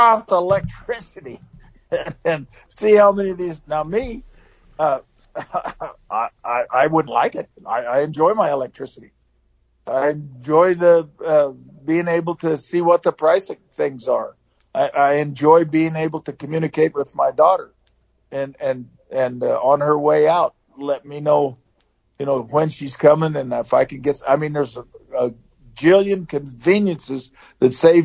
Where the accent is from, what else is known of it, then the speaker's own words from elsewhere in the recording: Pendleton, Oregon, United States; also born or lived in Connell, Washington / Butter Creek, Oregon / Hermiston, Oregon; my family grew up at Connell and then moved into Butter Creek out of Hermiston and Pendleton. I was born in Pendleton